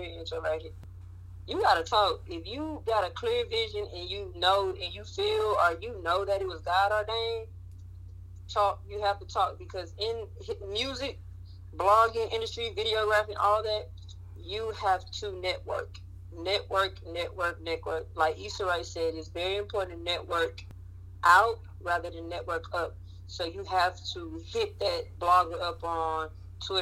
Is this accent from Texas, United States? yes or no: yes; Waco, Texas, United States; moved away as an adult; also born or lived in Prairie View, Texas / Dallas, Texas; now in Houston, United States; my hometown, Waco, Texas